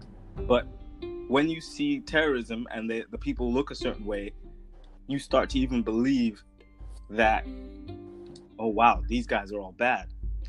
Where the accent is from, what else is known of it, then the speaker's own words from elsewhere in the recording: California, United States; also born or lived in Saudi Arabia; And my dad moved his entire family in like the early 90s. And so I grew up in California.